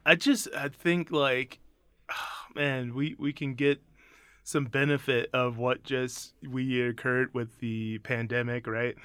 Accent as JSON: {"language": "English", "region": "Mississippi", "country": "United States", "tie": "born or raised there", "said": "I'm born from Mississippi, so I'm very blues"}